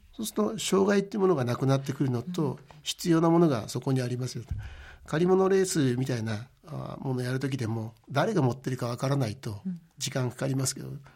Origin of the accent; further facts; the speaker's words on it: Maebashi, Gunma, Japan; moved away as an adult; also born or lived in Tokyo; あの前橋市の出身です